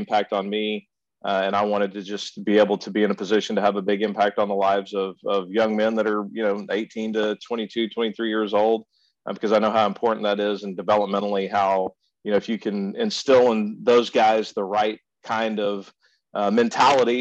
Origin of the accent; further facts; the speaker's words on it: Austin, Texas, United States; now in Houston, United States; I grew up in Central Texas, mainly in the Austin area